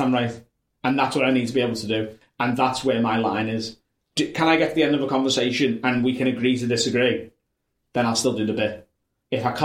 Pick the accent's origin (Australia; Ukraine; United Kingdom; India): United Kingdom; Liverpool, North West England; accent: Scouse; I'm North Liverpool, and it's okay. A very different accent that, like, mine's quite sharp